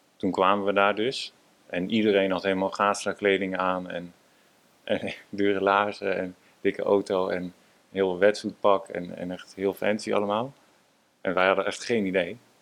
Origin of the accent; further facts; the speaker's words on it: Amsterdam, North Holland, Netherlands; Ja, ik ben inderdaad eh, geboren in Amsterdam. En ja, altijd op een zeilschip gewoond.